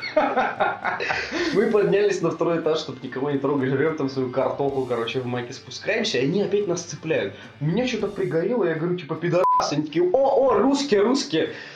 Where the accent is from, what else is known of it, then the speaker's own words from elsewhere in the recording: Russia; мы из России